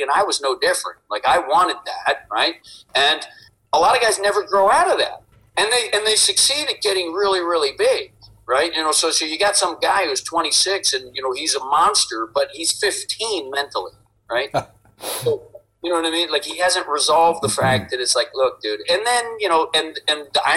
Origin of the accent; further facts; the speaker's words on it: New Jersey, United States; I'm a kid from Jersey